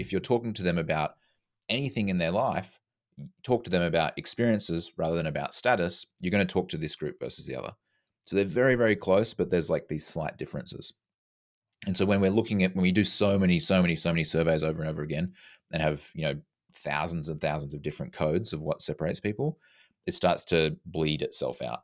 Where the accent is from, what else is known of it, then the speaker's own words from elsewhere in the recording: Australia; now in Vancouver, Canada; I'm from Australia, living in Canada.